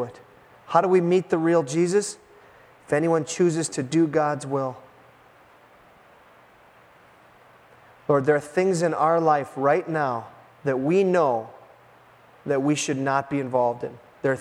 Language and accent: English; United States; as American Christians